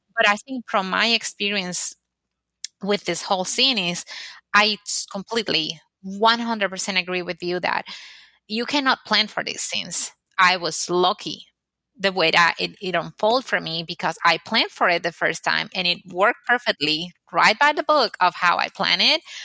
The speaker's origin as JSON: {"language": "English", "country": "Dominican Republic", "moved": "as an adult", "lives_now": "United States", "said": "I am originally from the Dominican Republic and I used to have a business back there"}